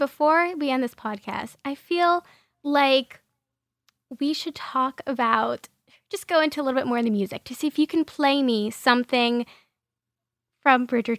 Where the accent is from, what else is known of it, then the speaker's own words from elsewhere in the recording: New York, United States; my hometown, New York